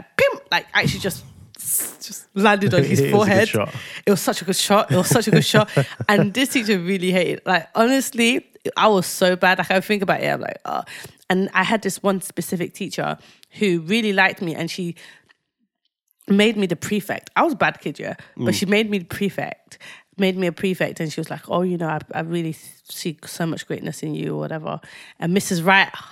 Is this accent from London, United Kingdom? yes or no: yes; London, United Kingdom; moved away; also born or lived in Nigeria; I used to go to a girl's school when I used to live in London before we moved